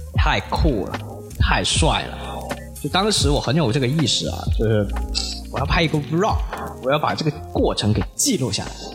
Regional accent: Guangzhou, Guangdong, China; 我在北京啊，是吧？我来自广州

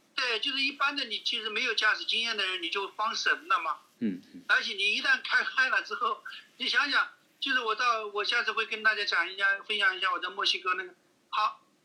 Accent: Hunan, China; now in United States; 我们湖南人是还得带上这个老干妈呀

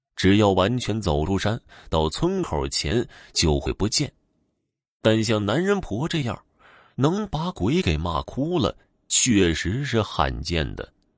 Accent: near western Zhejiang, a village in northernmost Fujian, China; 这个故事不是发生在我们村的，但是同属于一个乡管辖。相比于我老家的村这里更接近于浙西。

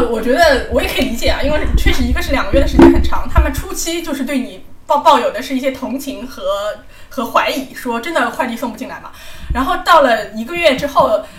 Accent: Hong Kong; now in Shanghai, China; 我们如果我们香港人早就已经走上街头

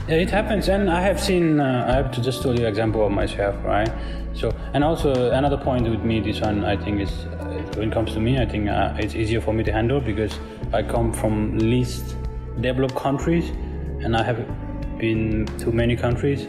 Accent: Nepal; now in Shenzhen, China; I come from Nepal

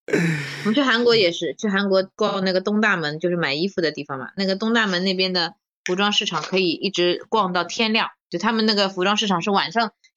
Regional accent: Shanghai, China; 因为我从小在上海长大嘛，那外滩就在我妈家附近，我小时候一直去的

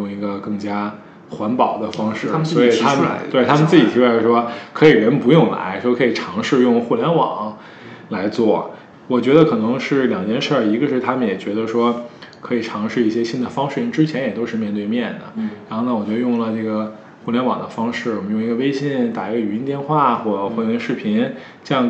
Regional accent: Beijing, China; moved away as an adult; now in Shanghai, China; 我一个北京人在上海

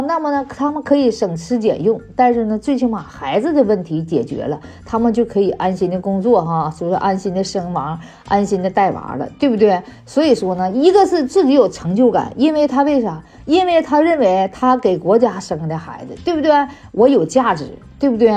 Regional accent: China; 我们作为中国人

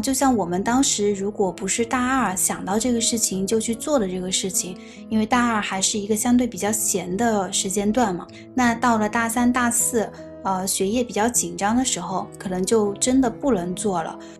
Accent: Meishan, Sichuan, China; 比如说拿我们四川做一个比方哈，那比如我的老家是眉山的

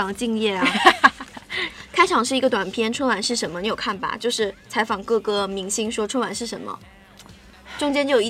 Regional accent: Shaanxi, China; 但是其实你看我是陕西人，我也没有特别觉得他们为陕西做什么啊。

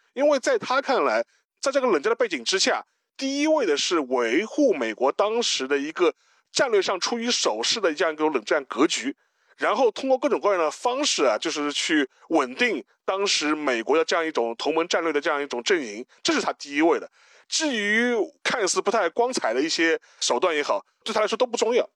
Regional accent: China; 我们中国人

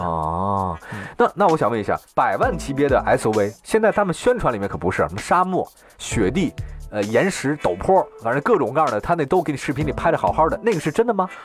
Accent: China; 我们中国人都觉得这个车越好

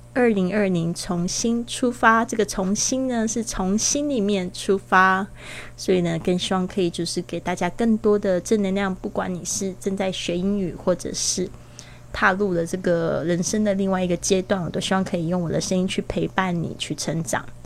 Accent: Kaohsiung, Taiwan; moved away; 回到了这个我的老家高雄这边

